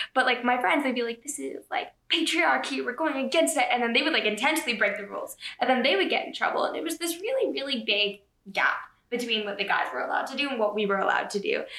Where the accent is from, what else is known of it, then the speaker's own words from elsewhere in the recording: Toronto, Ontario, Canada; from Toronto, Canada